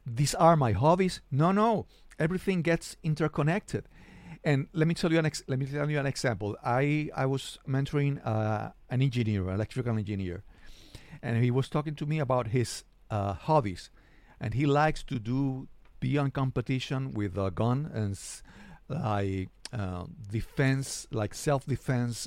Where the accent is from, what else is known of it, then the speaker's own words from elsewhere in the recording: San Juan, Puerto Rico; I'm a podcaster from San Juan, Puerto Rico